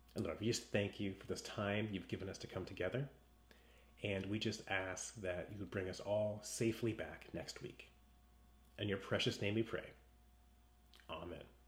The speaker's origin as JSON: {"language": "English", "region": "West Coast", "country": "United States", "tie": "born or raised there", "said": "I grew up on the West Coast"}